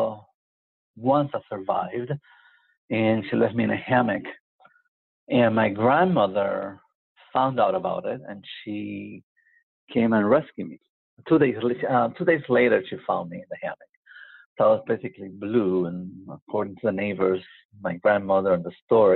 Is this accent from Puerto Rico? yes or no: yes; San Juan, Puerto Rico; I was born in Puerto Rico, in Santurce, Puerto Rico